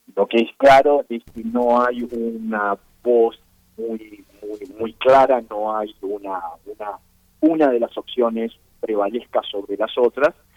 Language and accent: Spanish; Uruguay; now in Chile; Ustedes imaginarán por mi acento que yo no soy originalmente chileno, yo vengo del Uruguay originalmente.